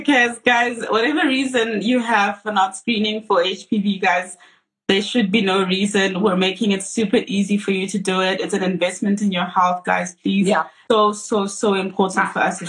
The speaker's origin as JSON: {"language": "English", "country": "South Africa", "said": "as South African women"}